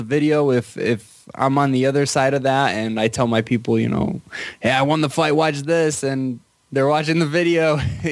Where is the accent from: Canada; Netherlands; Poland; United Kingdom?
Poland; I was born in Poland